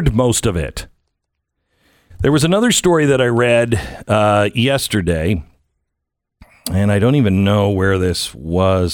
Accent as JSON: {"language": "English", "country": "United States", "said": "I'm an American."}